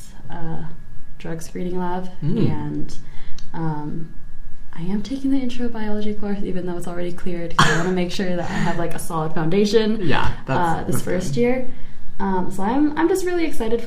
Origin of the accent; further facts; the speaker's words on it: Colorado, United States; I was born and raised here in Colorado, so I've been here my whole life